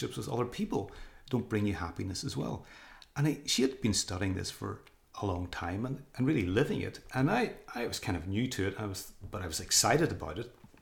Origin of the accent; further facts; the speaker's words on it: Northern Ireland, United Kingdom; moved away as an adult; also born or lived in England; coming back to my home country of Northern Ireland, and even went back to live with my parents